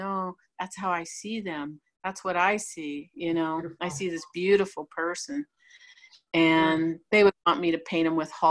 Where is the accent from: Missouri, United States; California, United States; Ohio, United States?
Ohio, United States; St. Rose; I grew up in St. Rose, Ohio, a little small town